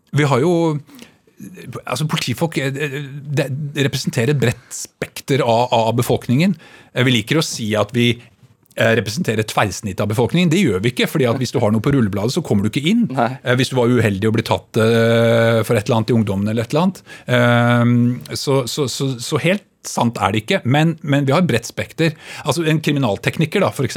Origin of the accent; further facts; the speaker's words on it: Bærum, Akershus, Norway; jeg vokste opp altså på Kolsås og på Rykkinn